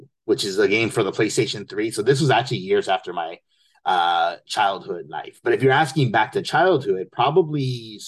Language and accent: English; Temple City, California, United States; I grew up in Temple City.